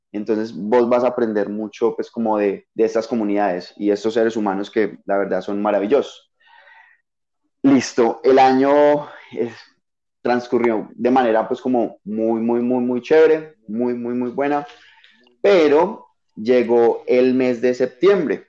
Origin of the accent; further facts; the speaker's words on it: Paisa region, Antioquia, Colombia; accent: paisa; sí, soy paisa